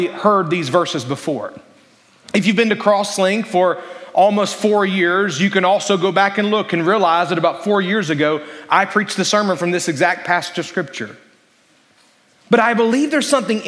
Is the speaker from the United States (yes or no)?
yes; Alabama, United States; I grew up in Alabama